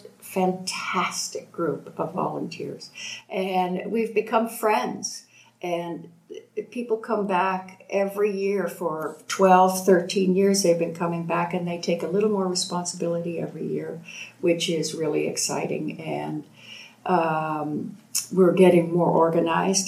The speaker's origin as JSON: {"language": "English", "town": "Toronto", "region": "Ontario", "country": "Canada", "also_born_or_lived": "Boulder, Colorado, United States", "moved": "as an adult", "lives_now": "Mexico", "said": "I'm from Toronto and still Canadian"}